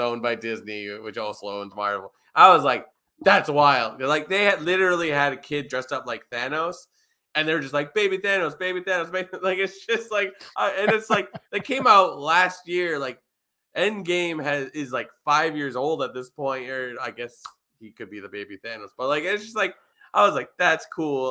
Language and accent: English; Toronto, Ontario, Canada; I come from Toronto